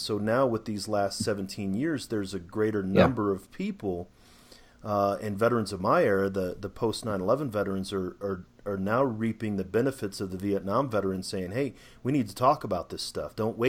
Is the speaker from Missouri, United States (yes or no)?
yes; St. Louis, Missouri, United States; moved away; also born or lived in Germany; I'm actually from St. Louis.